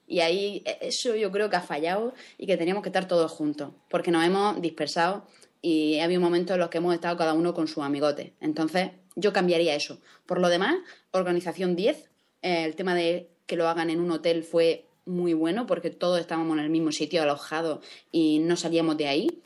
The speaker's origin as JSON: {"language": "Spanish", "country": "Spain", "said": "Yo soy española"}